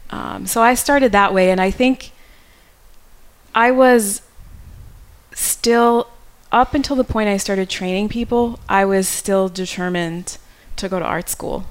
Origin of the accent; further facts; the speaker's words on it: New York, United States; moved away as an adult; I grew up in New York